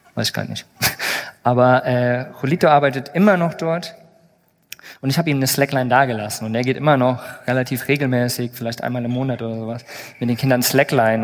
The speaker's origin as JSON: {"language": "German", "town": "Plauen", "region": "Saxony", "country": "Germany", "tie": "born or raised there", "said": "Ich bin übrigens auch hier, naja, mehr oder weniger in der Nähe geboren, in Plauen, was nicht ganz so weit weg ist."}